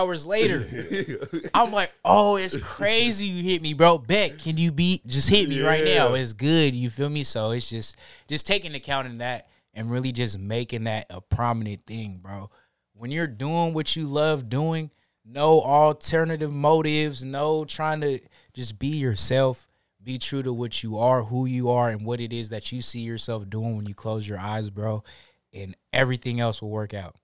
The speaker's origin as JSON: {"language": "English", "region": "Washington", "country": "United States", "said": "We're both from Washington"}